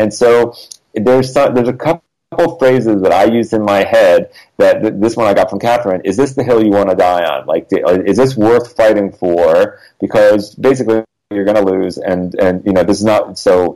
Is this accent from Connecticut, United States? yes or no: yes; Connecticut, United States; now in Los Angeles, United States; I grew up in Connecticut